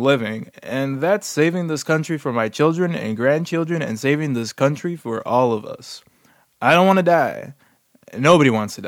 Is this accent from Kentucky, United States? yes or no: no; Texas, United States; moved away; my home state of Texas